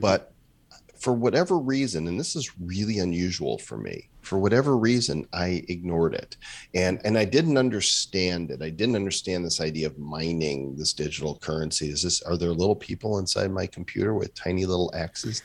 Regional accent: Midwest, United States; now in Puerto Rico; growing up in the Midwest

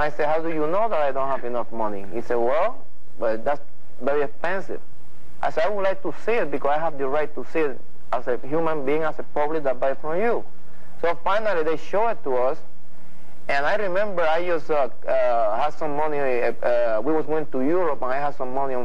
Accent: Puerto Rico; moved away as an adult; I'm from Puerto Rico

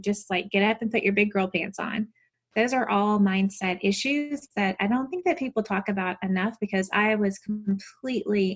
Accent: Mississippi, United States; accent: Southern; I'm from Mississippi

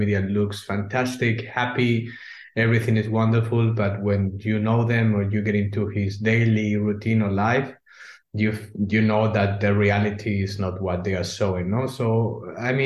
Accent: Spain; English is a second language; moved away as an adult; now in Germany; we are not from Germany. I'm from Spain.

